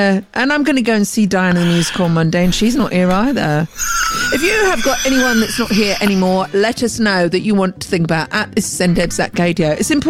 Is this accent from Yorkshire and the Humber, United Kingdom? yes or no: no; Scotland, United Kingdom; I'm Scottish